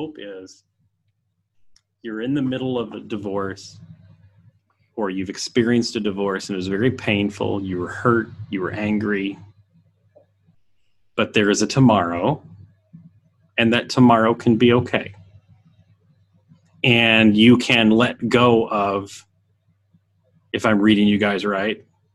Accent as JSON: {"language": "English", "region": "Indiana", "country": "United States", "tie": "born or raised there", "said": "I grew up in Indiana"}